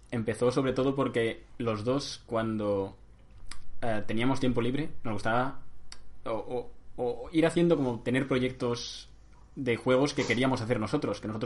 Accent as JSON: {"language": "Spanish", "town": "Barcelona", "region": "Catalonia", "country": "Spain", "said": "De Mora de Rubielos no soy, soy de Barcelona."}